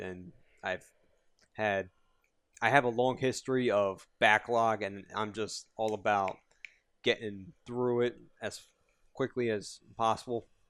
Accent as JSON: {"language": "English", "town": "Yonkers", "region": "New York", "country": "United States", "said": "I'm from Yonkers"}